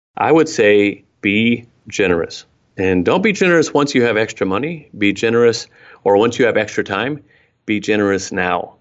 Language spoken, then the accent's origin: English; Oregon, United States; also born or lived in Mexico; I was born up in Oregon, uh, hiking boots all the time, that sort of thing.